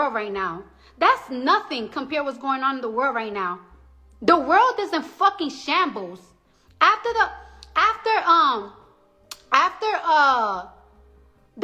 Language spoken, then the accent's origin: English; New York City, New York, United States; moved away as an adult; now in New Jersey, United States; I'm from the Bronx.